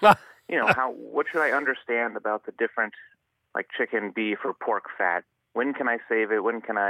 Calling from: Oakland, California, United States; Oakland, California.

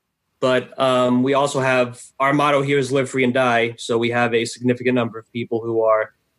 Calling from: New Hampshire, United States; I'm in New Hampshire, southern New Hampshire.

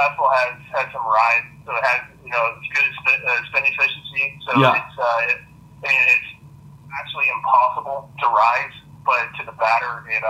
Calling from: Orlando, Florida, United States; Yeah, I'm here in Orlando, Florida.

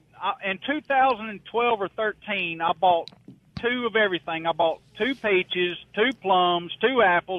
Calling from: Mississippi, United States; Well, I'm in Mississippi, but my place is in Northeast Alabama.

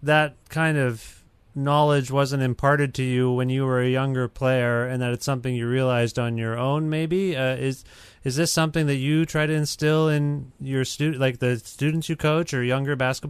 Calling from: Guelph, Ontario, Canada; I'm calling from just outside of Toronto in Guelph, Ontario.

